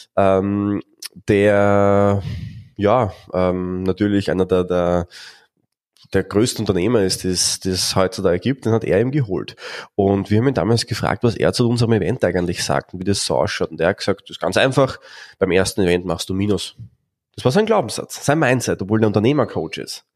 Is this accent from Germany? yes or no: no; Austria; bei uns in Österreich